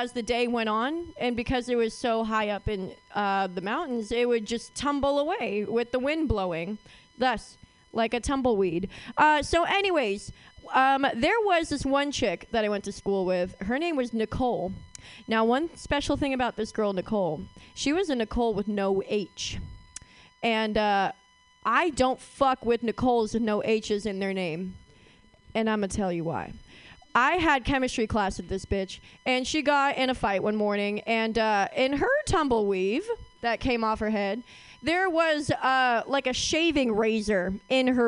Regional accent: Oakland, California, United States; I am from Oakland, and I went to Skyline.

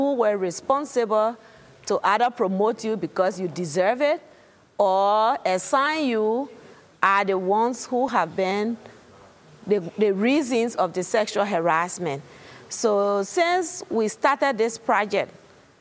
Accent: Liberia; from Liberia.

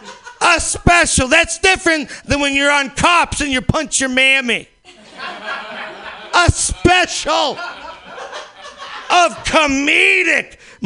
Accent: Missouri, United States; I came out from Missouri, all right, where fucking people suffer.

